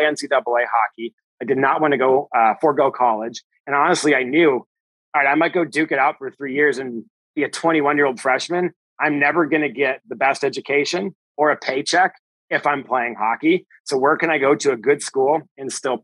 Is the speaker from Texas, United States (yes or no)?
no; Chicago, Illinois, United States; I'm from Chicago, grew up in the big city